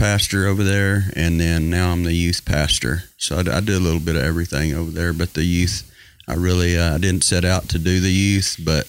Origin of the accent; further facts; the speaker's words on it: Sayre, United States